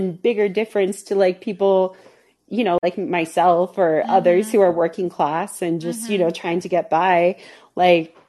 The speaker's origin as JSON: {"language": "English", "region": "Washington", "country": "United States", "tie": "born or raised there", "also_born_or_lived": "Utah", "moved": "as an adult", "said": "I grew up in Washington State, but then I went to school in Utah at BYU"}